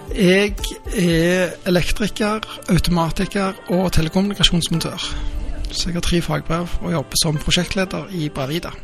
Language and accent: Norwegian; Rennesøy, Rogaland, Norway; now in Stavanger, Norway; Jeg er født i Stavanger og oppvokst på Rennesøy og flytta tilbake da jeg var 18.